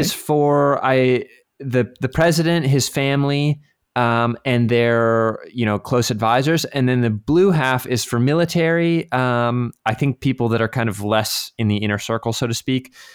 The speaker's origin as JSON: {"language": "English", "region": "Virginia", "country": "United States", "tie": "born or raised there", "moved": "as an adult", "lives_now": "France", "said": "around the area I grew up in Virginia"}